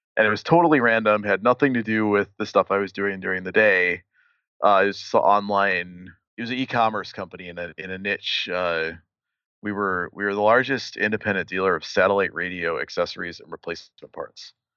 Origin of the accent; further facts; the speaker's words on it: Milwaukee, Wisconsin, United States; moved away as an adult; now in Chicago, United States; I grew up in Milwaukee